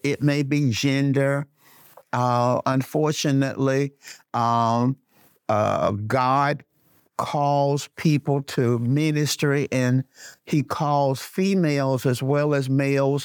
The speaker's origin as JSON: {"language": "English", "town": "Birmingham", "region": "Alabama", "country": "United States", "tie": "born or raised there", "also_born_or_lived": "Flint, Michigan", "said": "I was born in Flint, Michigan, but I was raised in Birmingham, Alabama, uh, brought to Birmingham as a baby"}